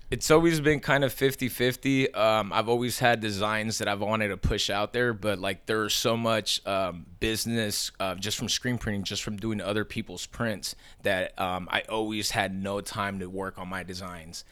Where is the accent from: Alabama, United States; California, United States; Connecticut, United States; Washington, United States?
California, United States; Long Beach; moved away as an adult; now in Sacramento, United States; I grew up in Long Beach